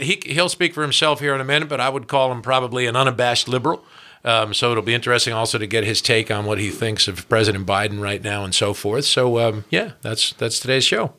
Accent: New Jersey, United States; New Jersey, my home state

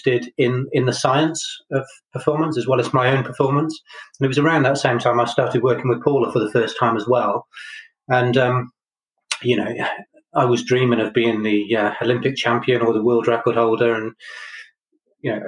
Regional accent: Chepstow, Wales, United Kingdom; moved away as an adult; also born or lived in Brighton; I grew up in Chepstow

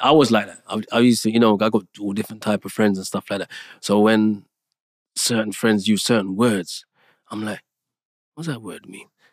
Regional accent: Jamaica; moved away; I was born in Jamaica

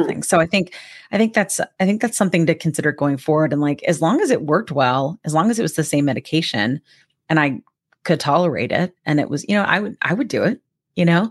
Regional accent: Georgia, United States; I'm from Georgia

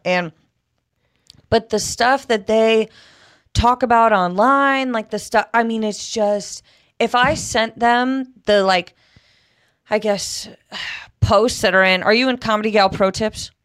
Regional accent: Connecticut, United States; moved away as an adult; also born or lived in Texas; now in Southern California, United States; I grew up in Connecticut

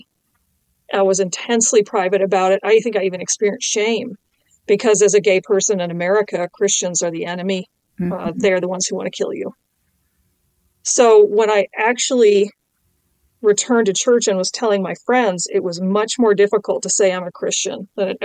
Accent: Pacific Northwest, United States; moved away; also born or lived in Champaign County; I grew up in the Pacific Northwest, which is the least churched part of the United States

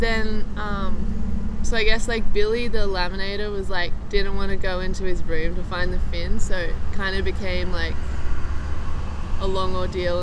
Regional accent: Byron Bay, New South Wales, Australia; also born or lived in Manly, Australia; me and my family moved up. We live actually in the hinterland

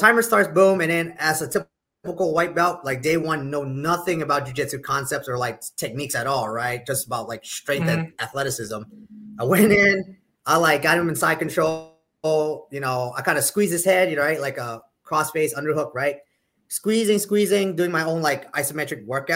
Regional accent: York, Pennsylvania, United States; I'm originally from the Northeast in York, Pennsylvania, which is an hour south of Harrisburg, the capital of Pennsylvania

